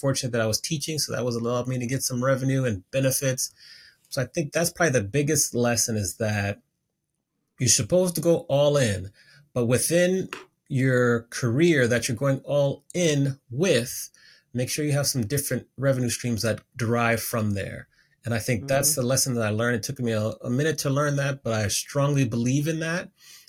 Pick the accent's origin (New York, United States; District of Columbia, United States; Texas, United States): District of Columbia, United States; Washington; I grew up on the East Coast of the United States, so the Washington, D.C. area, went to Howard University.